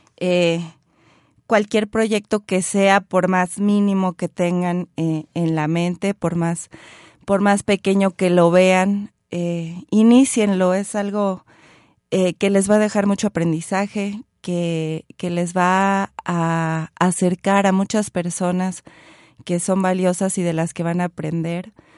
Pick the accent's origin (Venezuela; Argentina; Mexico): Mexico